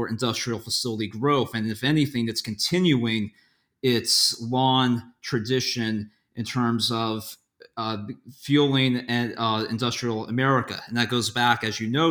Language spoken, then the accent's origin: English; Hershey, Pennsylvania, United States; born or raised there